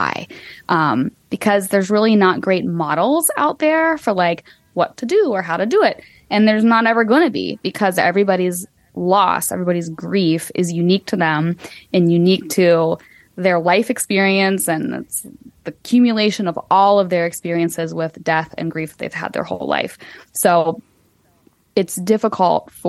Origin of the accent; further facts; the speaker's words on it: United States; as an American